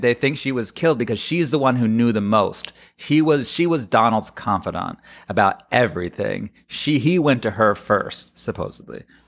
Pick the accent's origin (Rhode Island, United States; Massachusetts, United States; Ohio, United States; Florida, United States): Florida, United States; I come from Florida